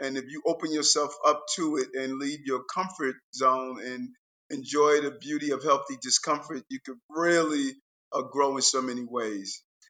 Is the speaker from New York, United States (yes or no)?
yes; New York City, New York, United States; also born or lived in Brooklyn, New York; I was born in Brooklyn. My mother eventually moved us to Queens.